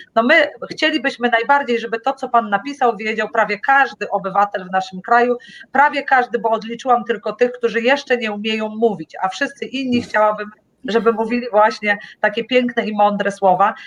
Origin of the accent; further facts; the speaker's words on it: Tricity, Pomeranian Voivodeship, Poland; Ja jestem z Trójmiasta